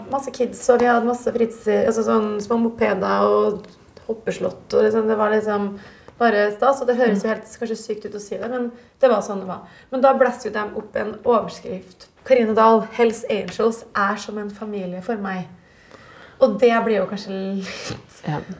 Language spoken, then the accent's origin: Norwegian; Jessheim, Akershus, Norway; jeg er fra Jessheim, men jeg har aldri klart å bli gatebilbaby.